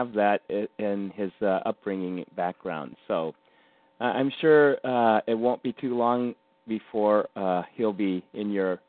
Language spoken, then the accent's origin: English; Japan; born there; I'm 100% Japanese. And I was born in Japan.